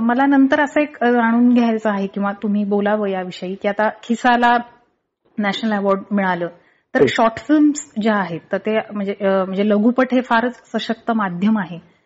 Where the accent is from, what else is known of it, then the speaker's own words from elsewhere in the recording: Paithan, Maharashtra, India; मी पैठणची आहे